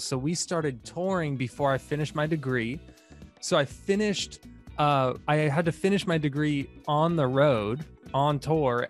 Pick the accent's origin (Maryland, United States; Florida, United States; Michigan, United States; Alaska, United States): Florida, United States; Tampa; I grew up in Tampa, Florida